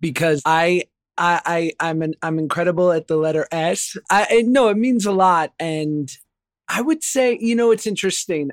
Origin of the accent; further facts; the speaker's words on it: New York, United States; I grew up in New York